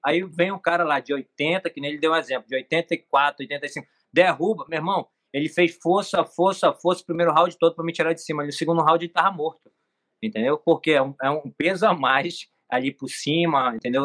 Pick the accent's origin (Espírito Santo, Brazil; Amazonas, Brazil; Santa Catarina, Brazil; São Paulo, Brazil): Amazonas, Brazil; Manacapuru; now in Rio de Janeiro, Brazil; eu nasci em Manacapuru, que é o interior de Manaus